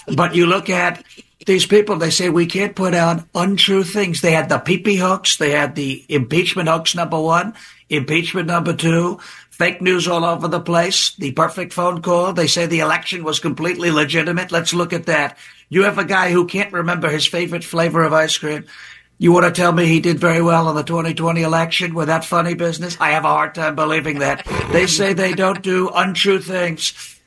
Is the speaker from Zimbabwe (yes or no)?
no; New York, United States; I'm from New York